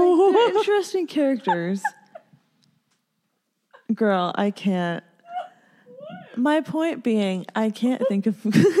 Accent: Ontario, Canada; born or raised there

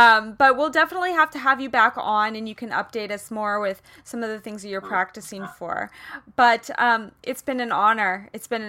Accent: Kansas, United States; accent: Midwestern twang; guys, I'm from Kansas. So when I'm in California, people are like, oh, where's your accent from? Because it's the mix between like a me covering up the twang that comes out when I'm really in the Midwest

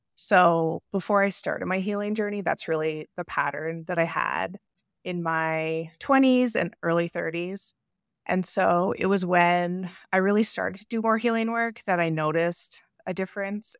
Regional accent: Canada; It took me moving across into a different province because I'm from Canada

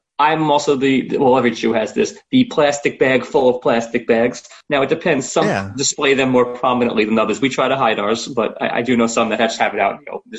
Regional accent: New York, United States; I'm born and raised in New York.

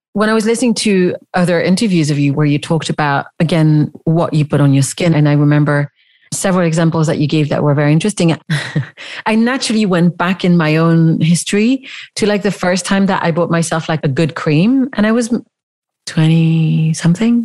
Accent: Switzerland; I grew up in the Swiss countryside

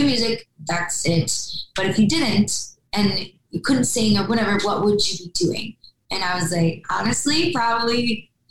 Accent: Wisconsin, United States; moved away as an adult; now in Nashville, United States; my home state

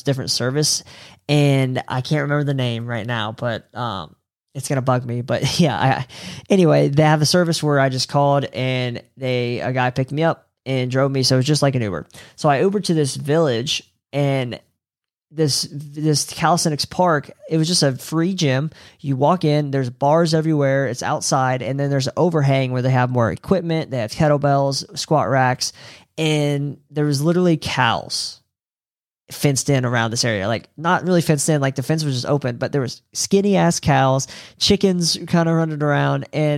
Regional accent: Eastern US, United States; so I'm from the Eastern time zone in the US, and Bali is 12 hours difference in the future.

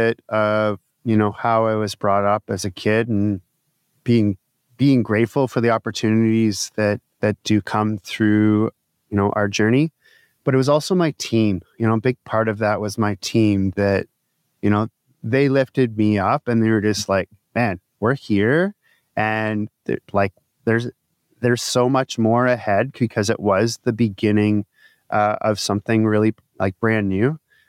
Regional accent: Midland, United States; I had the opportunity to use sauna at the Y as a kid growing up in Midland.

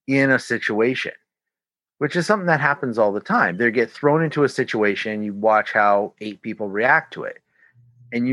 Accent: Canada; I'm your Canadian contact

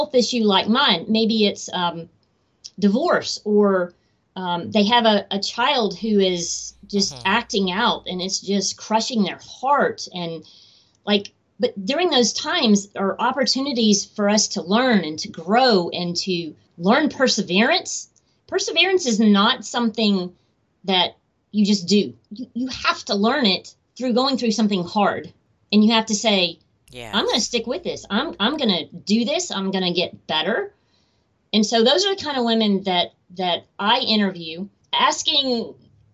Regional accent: Atlanta, Georgia, United States; Atlanta, which is my hometown

